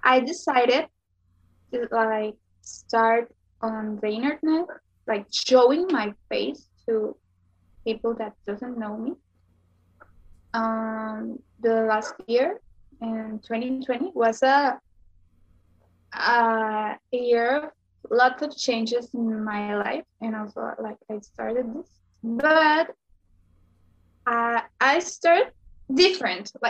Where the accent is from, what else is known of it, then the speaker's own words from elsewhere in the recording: Sonora, Mexico; I'm from Sonora, Mexico